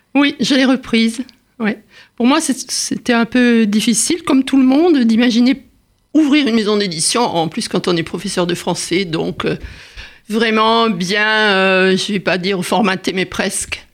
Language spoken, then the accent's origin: French; Saint-Quentin-de-Caplong, Nouvelle-Aquitaine, France; moved away; also born or lived in Paris; mon village natal, à saint quentin caplan en Gironde